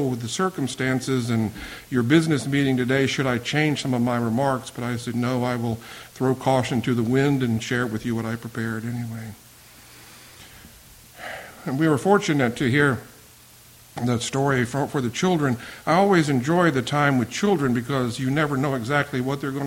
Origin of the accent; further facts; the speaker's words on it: the South, Virginia, United States; moved away as an adult; also born or lived in Boston; I came back to Virginia from Boston. I had experienced it going to New England because I had never lived outside of the South